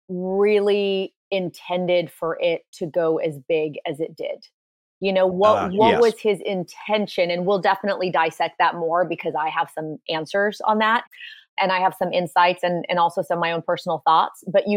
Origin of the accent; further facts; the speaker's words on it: Poland; born there; I was born in Poland.